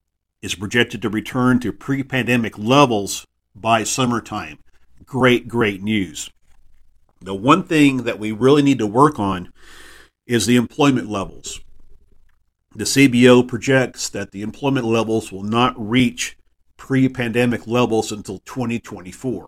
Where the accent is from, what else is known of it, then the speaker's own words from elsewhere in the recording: Texas, United States; my home state of Texas